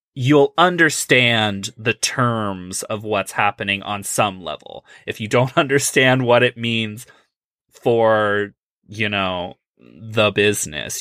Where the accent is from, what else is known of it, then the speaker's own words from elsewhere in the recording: Midwest, United States; I am from the Midwest